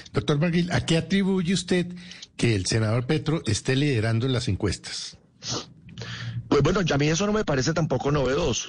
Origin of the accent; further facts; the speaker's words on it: Córdoba, Colombia; yo vengo de Córdoba